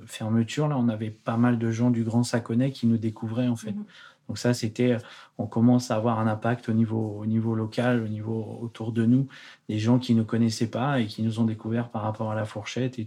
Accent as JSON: {"language": "French", "area": "Haute-Loire", "region": "Auvergne-Rhône-Alpes", "country": "France", "tie": "born or raised there", "also_born_or_lived": "Paris region / London", "moved": "as an adult", "lives_now": "Geneva, Switzerland", "said": "je suis originaire de la Haute-Loire, pas loin d'ici, en, Auvergne."}